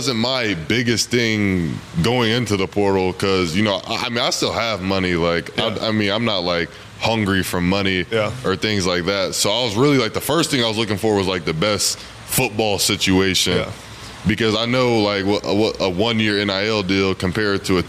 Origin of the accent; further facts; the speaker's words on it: Olathe, Kansas, United States; We're both from the same city. We're both from Olathe